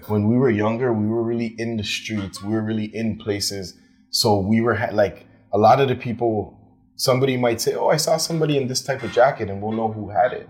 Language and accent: English; Toronto, Ontario, Canada; I'm from Toronto